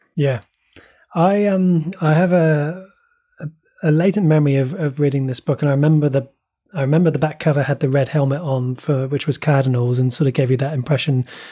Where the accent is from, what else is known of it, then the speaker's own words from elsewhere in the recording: Bristol, South West England, United Kingdom; accent: Bristol; moved away as an adult; also born or lived in West Country; I was born in Bristol and lived in the West Country for nearly twenty years